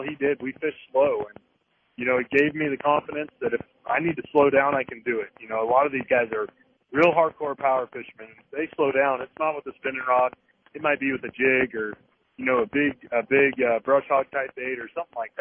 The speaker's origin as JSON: {"language": "English", "region": "California", "country": "United States", "tie": "born or raised there", "moved": "yes", "lives_now": "Guntersville, United States", "said": "growing up in California, fishing Clear Lake, fishing the Delta with the drop shot for shallow largemouth"}